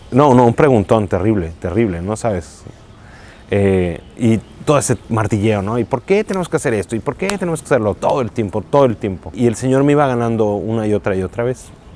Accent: Mexico City, Mexico; Yo soy de la Ciudad de México

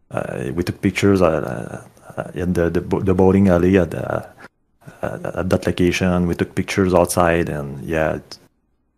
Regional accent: Quebec, Canada; I'm Canadian, so in my area the site is called Kijiji

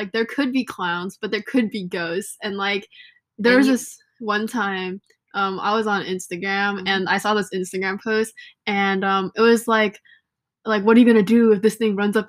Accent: California, United States; we're both from California and like we both met during school

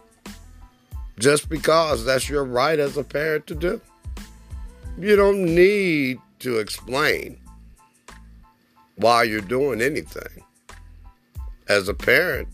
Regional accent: Oklahoma City, Oklahoma, United States; also born or lived in West Germany; I grew up in Oklahoma City, Oklahoma, and I graduated from one of the oldest historical black high schools in Oklahoma

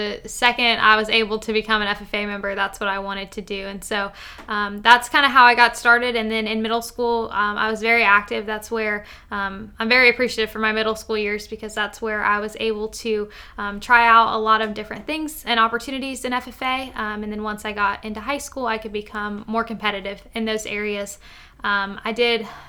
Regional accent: Marion County, Florida, United States; I'm from Marion County, Florida

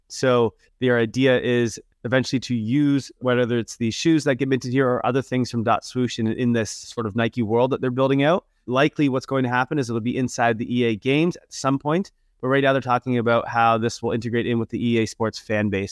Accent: Canada; accent: super Canadian; I'm from Canada

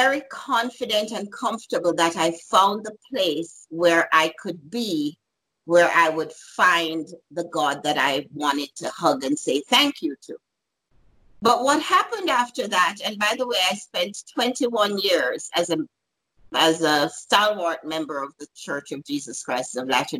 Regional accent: Jamaica; moved away as an adult; also born or lived in New York; I'm from Jamaica originally and had moved to New York

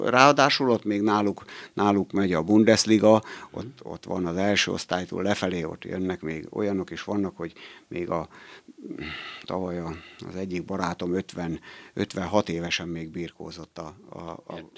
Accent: Eger, Heves, Hungary; Tehát én azért, tehát abból tudom, hogy én Egerből jöttem ide, és Egerbe ugyanúgy volt, megvoltak a, a munkaidőkedvezményesek

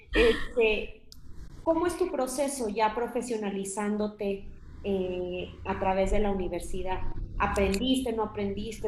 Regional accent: Monterrey, Nuevo León, Mexico; yo también soy del norte, no de tan el norte, pero de Monterrey

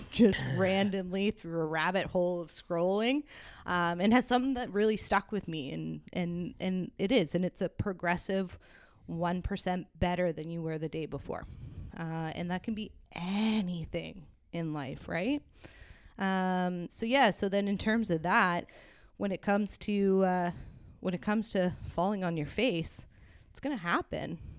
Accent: Hamilton, Ontario, Canada; grew up in Waterdown

